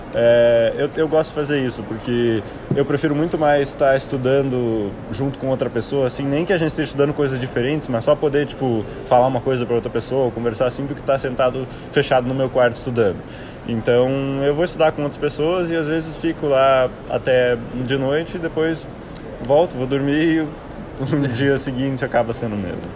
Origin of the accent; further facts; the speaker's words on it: Curitiba, Paraná, Brazil; moved away as an adult; now in Atlanta, United States; sou de Curitiba, né, nasci aqui em Curitiba e morei minha vida inteira aqui até né, sair para a faculdade.